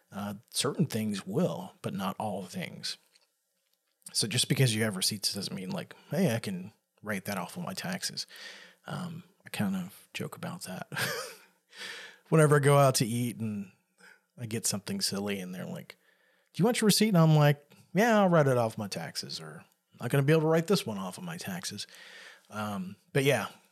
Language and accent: English; the South, United States; I grew up in the South, and where I was at was pretty, uh, rural area